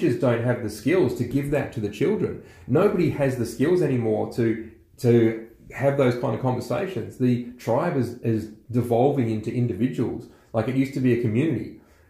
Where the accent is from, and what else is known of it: Australia